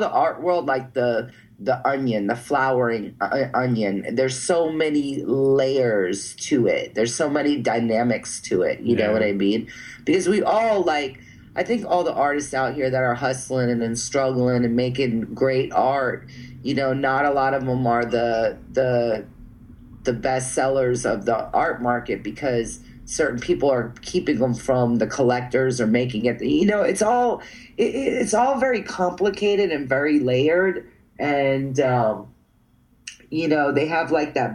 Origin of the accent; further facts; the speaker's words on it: New York, United States; moved away; also born or lived in Central Florida; I grew up in New York with a bunch of Puerto Ricans